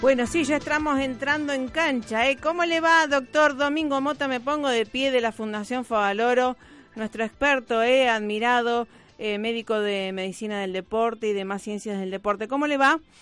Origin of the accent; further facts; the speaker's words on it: Argentina; como argentinos